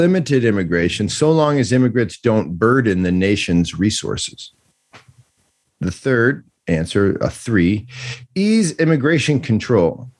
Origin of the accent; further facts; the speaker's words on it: United States; as an American person